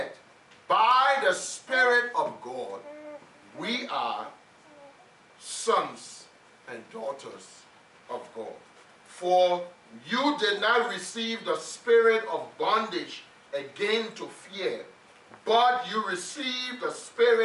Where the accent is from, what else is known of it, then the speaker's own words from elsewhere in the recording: Liberia; When we were growing up in Liberia